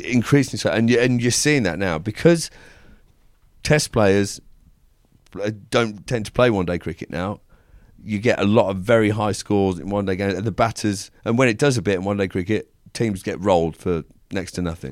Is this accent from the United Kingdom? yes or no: yes; England, United Kingdom; We're English.